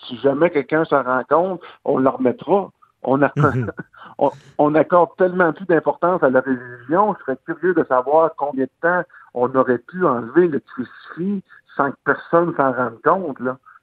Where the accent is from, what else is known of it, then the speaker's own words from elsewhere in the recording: Gaspésie, Quebec, Canada; je viens, de la Gaspésie, je viens d'un peuple accueillant